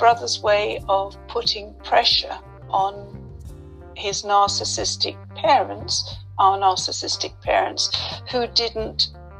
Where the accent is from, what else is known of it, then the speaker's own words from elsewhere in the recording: London, United Kingdom; In London.